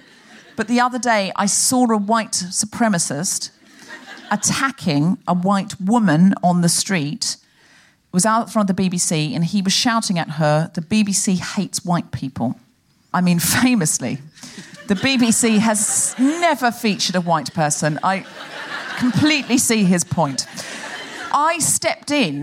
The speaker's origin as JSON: {"language": "English", "country": "Australia", "moved": "yes", "lives_now": "United Kingdom", "said": "I am originally Australian"}